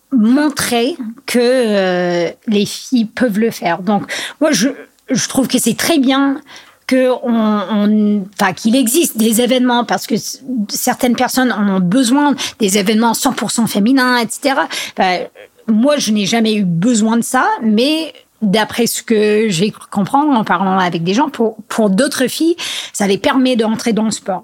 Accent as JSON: {"language": "French", "country": "United States", "also_born_or_lived": "Grenoble / Chamonix", "moved": "yes", "lives_now": "France", "said": "chez nous aux US"}